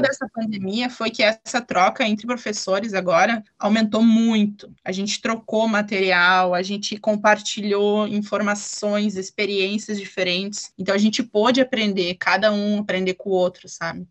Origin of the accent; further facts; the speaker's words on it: Ivoti, Rio Grande do Sul, Brazil; eu sou aqui de Voti, eu nasci e moro aqui em Voti